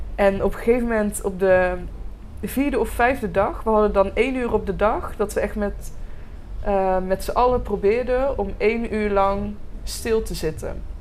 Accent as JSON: {"language": "Dutch", "town": "Roosendaal", "region": "North Brabant", "country": "Netherlands", "tie": "born or raised there", "said": "ik ben geboren in Roosendaal, eh, dus ik ben een eh, echte Brabander"}